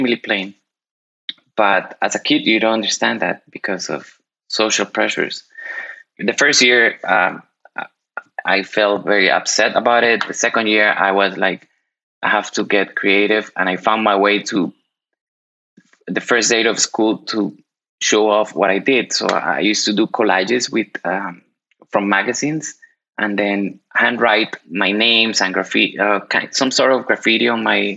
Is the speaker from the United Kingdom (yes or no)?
no; Colombia; now in Miami, United States; I was born in Colombia. Right now, I'm currently based in Miami, Florida, and also I'm a global citizen.